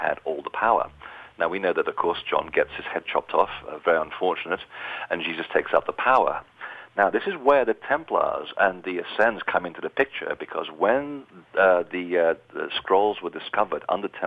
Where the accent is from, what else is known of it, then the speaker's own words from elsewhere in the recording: Portugal; I was born in Portugal